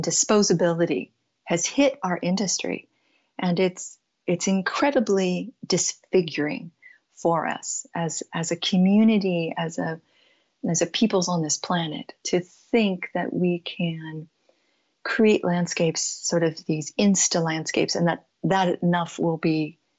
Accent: San Jose, California, United States; moved away; also born or lived in Pacific Northwest / Tucson, Arizona; I grew up in San Jose, California

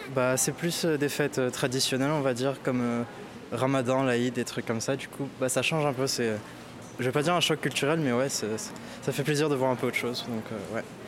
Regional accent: Morocco; je viens du Maroc

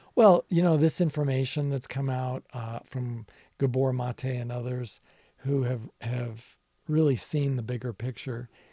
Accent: Nevada, United States; as a younger person growing up in my home state of Nevada

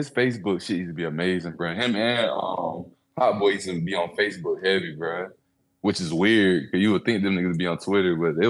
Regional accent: Bay Area, California, United States; I come from the Bay Area, though, bro.

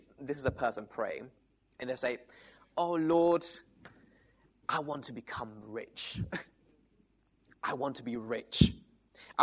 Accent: Italy; moved away; I come from Italy

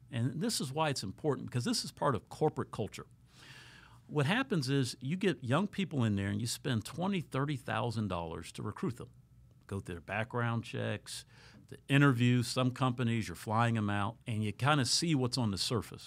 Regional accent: Columbus, Ohio, United States; moved away as an adult; now in South Florida, United States; I'm originally from Columbus, Ohio

